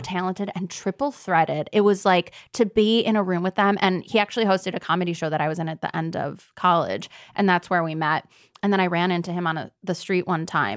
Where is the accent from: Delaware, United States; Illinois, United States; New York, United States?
Illinois, United States; Deerfield; I grew up outside of Chicago in a little place called Deerfield